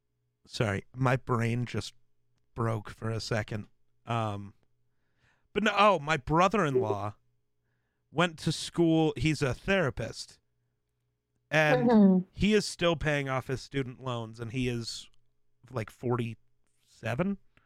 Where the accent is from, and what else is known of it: Wyoming, United States